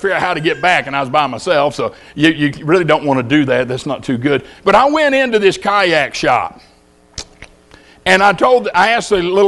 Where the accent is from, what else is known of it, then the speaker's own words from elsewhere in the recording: Louisiana, United States; When I was a boy growing up in Louisiana